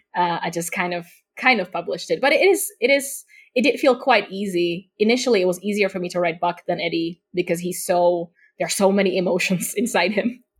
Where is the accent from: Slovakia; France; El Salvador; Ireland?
Slovakia; first language Slovak; English is a second language; also born or lived in United Kingdom; I'm also not from the UK, I'm from Eastern Europe